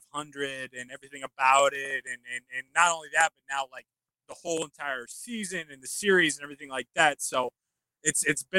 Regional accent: Indianapolis, Indiana, United States; I've grown up in Indianapolis my whole life, native, right? So when you're born and raised in Indianapolis

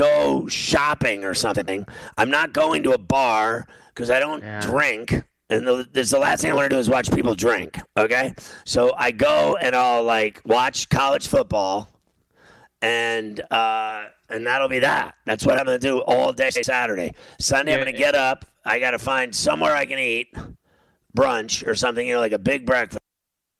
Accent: Pittsburgh, Pennsylvania, United States; moved away as an adult; now in New Jersey, United States; Local boy. Come home.

